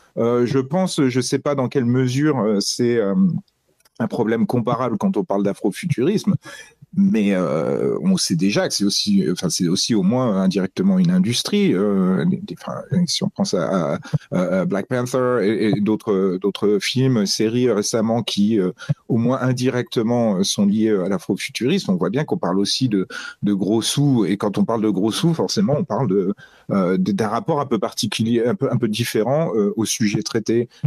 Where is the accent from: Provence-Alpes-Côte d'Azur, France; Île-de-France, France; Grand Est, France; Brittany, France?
Grand Est, France; Metz; j'ai grandi à Metz